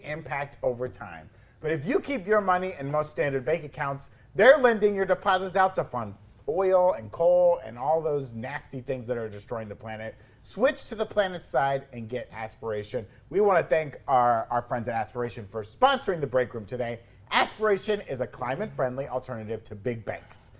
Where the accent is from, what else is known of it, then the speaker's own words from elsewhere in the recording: Florida, United States; I am from Florida, and Florida's like a weird place that doesn't really have an accent